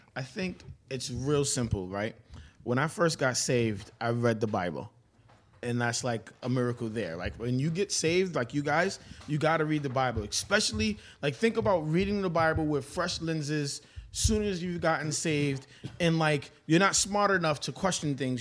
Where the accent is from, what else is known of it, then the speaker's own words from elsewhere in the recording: New York City, New York, United States; I'm from Brooklyn, New York.